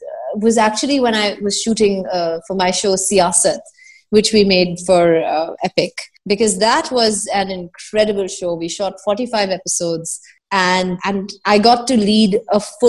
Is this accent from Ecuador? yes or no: no; Delhi, India; also born or lived in Bombay; I grew up in Delhi and because my grandparents are Purana Delhi Walas